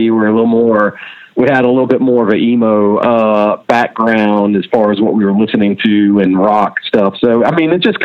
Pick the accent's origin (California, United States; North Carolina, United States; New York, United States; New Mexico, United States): North Carolina, United States; Charlotte; also born or lived in Wilson, North Carolina / Indiana; I was in Charlotte by the time I was going to kindergarten or going to kindergarten. So yeah, I've been in Charlotte all my life pretty much.